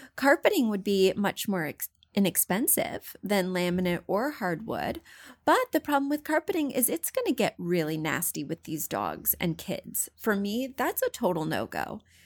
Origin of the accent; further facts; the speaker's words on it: Missouri, United States; moved away; I'm from Missouri. I grew up poor